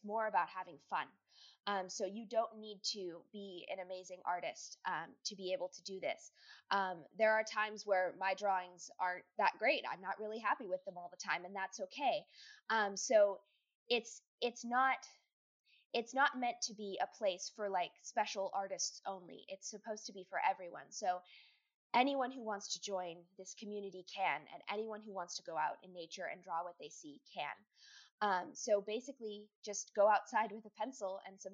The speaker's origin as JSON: {"language": "English", "region": "California", "country": "United States", "said": "I'm from California"}